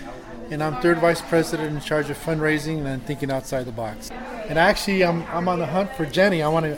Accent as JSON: {"language": "English", "town": "Los Angeles", "region": "California", "country": "United States", "said": "I'm from Los Angeles, California"}